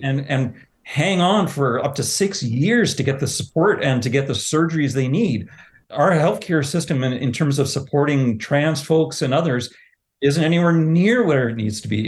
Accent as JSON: {"language": "English", "region": "Southern Ontario", "country": "Canada", "tie": "born or raised there", "moved": "yes", "lives_now": "Altona, Canada", "said": "I grew up in Southern Ontario"}